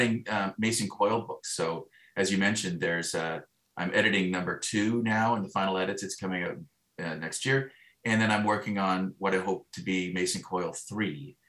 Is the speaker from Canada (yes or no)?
yes; Stratford, Ontario, Canada; growing up in Stratford